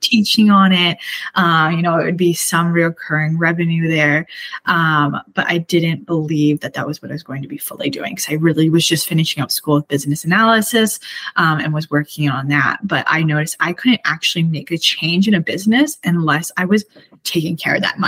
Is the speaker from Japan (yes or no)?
no; Canada; I'm Canadian